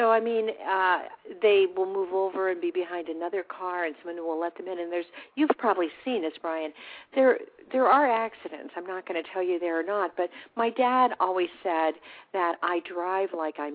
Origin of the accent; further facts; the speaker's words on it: Whittier, California, United States; I grew up in Southern California in a town called Whittier